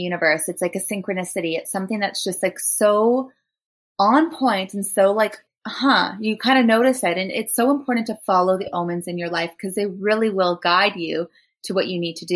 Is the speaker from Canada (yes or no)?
yes; Thunder Bay, Ontario, Canada; I'm from Thunder Bay.